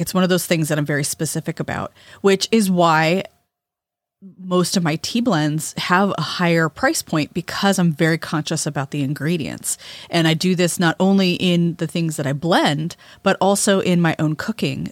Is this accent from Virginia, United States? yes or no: no; California, United States; moved away; growing up in California